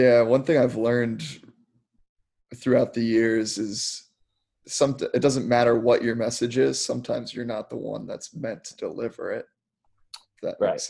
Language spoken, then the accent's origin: English; Maryland, United States; growing up in Maryland